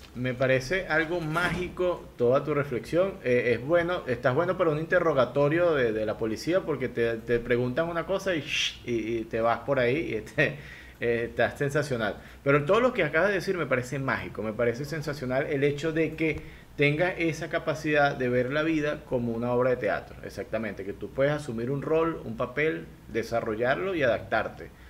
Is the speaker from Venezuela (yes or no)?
yes; Venezuela; moved away as an adult; now in Guayaquil, Ecuador; yo estoy en Guayaquil, yo vivo en Ecuador, Al igual que tú, soy inmigrante venezolano